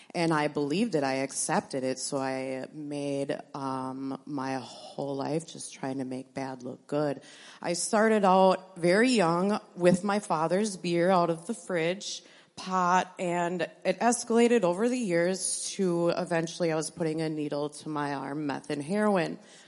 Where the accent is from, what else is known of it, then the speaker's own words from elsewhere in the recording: Appleton, Wisconsin, United States; born there; I was born in Appleton to a family from Chilton and Stockbridge area.